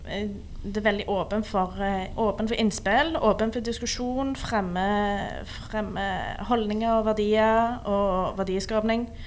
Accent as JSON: {"language": "Norwegian", "region": "Rogaland", "country": "Norway", "said": "Jeg er fra Rogaland."}